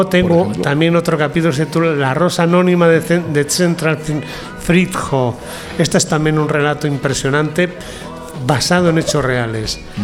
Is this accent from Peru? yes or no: no; León, Castile and León, Spain; moved away; also born or lived in Vienna; soy de León, tengo mi casa ahí, la que dejaron mis padres